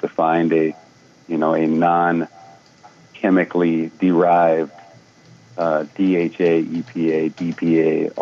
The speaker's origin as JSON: {"language": "English", "region": "Hawaii", "country": "United States", "tie": "born or raised there", "said": "I grew up in Hawaii"}